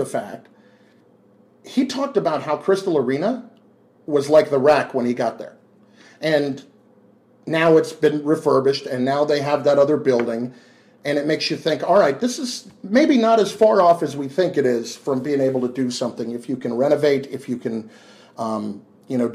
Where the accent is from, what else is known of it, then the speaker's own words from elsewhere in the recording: New Jersey, United States; I grew up in Jersey